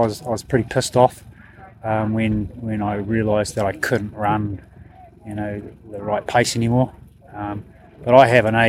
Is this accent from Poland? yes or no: no; Dunedin, Otago, New Zealand; I'm from Dunedin, so it's not far away.